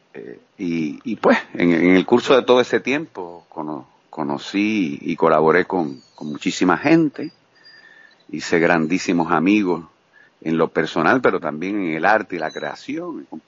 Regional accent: Puerto Rico; moved away as an adult; also born or lived in Guayama, Puerto Rico; now in Cuba

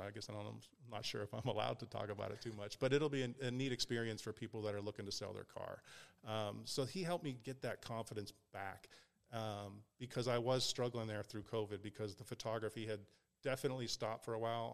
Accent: Pittsburgh, Pennsylvania, United States; moved away; also born or lived in Ohio / California / Las Vegas; I grew up in Pittsburgh.

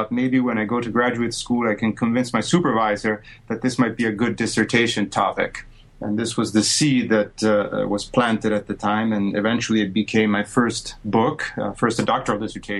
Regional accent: Rome, Lazio, Italy; moved away as an adult; now in United States; born and grew up in Rome, Italy

